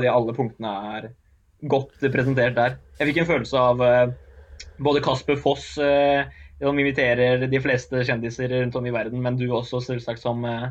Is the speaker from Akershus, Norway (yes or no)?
no; Oslo, Norway; jeg er jo født og oppvokst på Oppsal og med gutta mine.